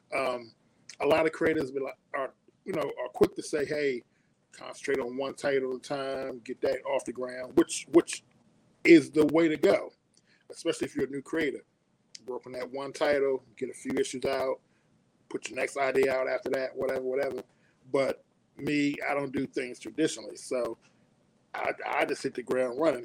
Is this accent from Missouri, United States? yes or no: no; Suitland, Maryland, United States; also born or lived in Washington, D.C.; born and raised in D.C. Moved when we was kids, maybe about six. I think I was six years old. Moved to a suburb right outside of D.C. called Suitland, Maryland.